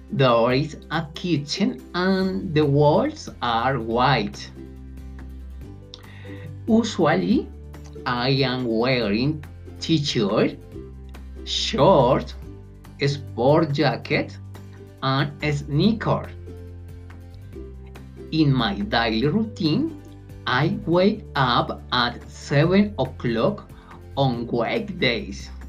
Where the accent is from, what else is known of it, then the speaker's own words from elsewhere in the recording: Colombia; English is a second language; I am from Colombia. I live in Bogota. My city is huge and very crowded, but absolutely beautiful.